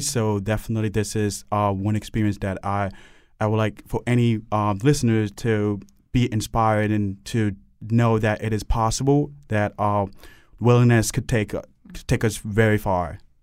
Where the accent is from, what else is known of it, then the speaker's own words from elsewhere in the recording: Cameroon; now in Hartford, United States; I grew up in um, Cameroon, and then other countries have been to several countries as well